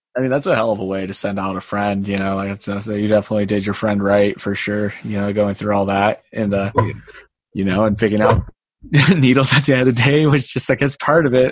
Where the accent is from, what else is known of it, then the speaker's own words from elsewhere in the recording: Glenwood Springs, Colorado, United States; I grew up in Glenwood.